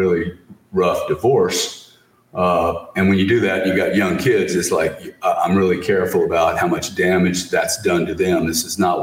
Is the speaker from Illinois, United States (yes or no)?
no; Louisiana, United States; we grew up in Louisiana with really raised by a single mom